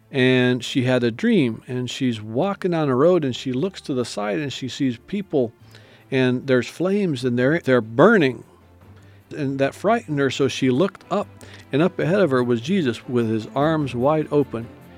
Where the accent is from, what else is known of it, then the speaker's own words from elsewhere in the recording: Indonesia; I grew up in Indonesia. My parents were missionaries in Indonesia, and I grew up seeing the need in the Muslim nation